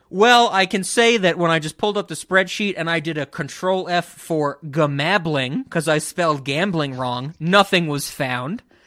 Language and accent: English; New York City, New York, United States; someone who grew up in the Bronx